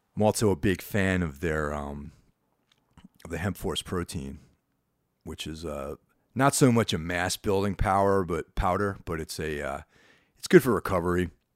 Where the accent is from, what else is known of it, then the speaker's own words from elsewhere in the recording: Carmel, New York, United States; when I was growing up in Carmel, New York, which is, like, this small, one-horse town